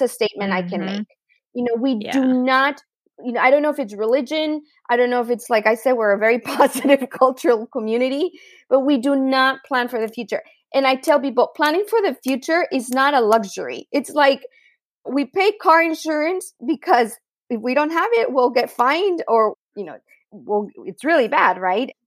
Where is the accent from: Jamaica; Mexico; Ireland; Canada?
Mexico; Tijuana, Baja California; also born or lived in San Diego; I grew up in Tijuana, Mexico, which is a pretty unique experience